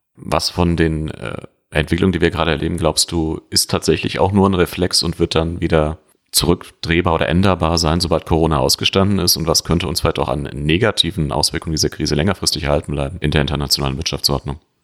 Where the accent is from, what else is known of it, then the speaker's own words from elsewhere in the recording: Germany; uns als Deutsche